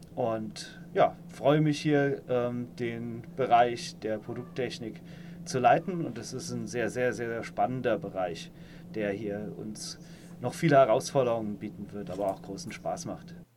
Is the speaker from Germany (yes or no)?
yes; Saarland, Germany; moved away as an adult; also born or lived in Karlsruhe; now in Palatinate, Germany; ich stamme aus dem Saarland, ähm, bin dann äh, 2008 äh, für mein Studium nach Karlsruhe gezogen